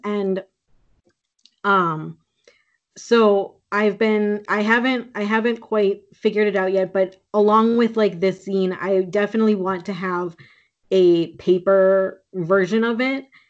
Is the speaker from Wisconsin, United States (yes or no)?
yes; Green Bay, Wisconsin, United States; now in Minneapolis, United States; I grew up in Green Bay, Wisconsin, but uh, I live in Minneapolis and my family is from Sault Ste. Marie and Winnipeg originally